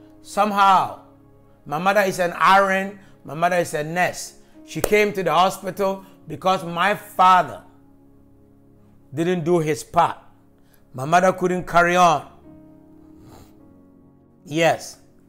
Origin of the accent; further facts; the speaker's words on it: Jamaica; And I come from the Gordon family in Jamaica.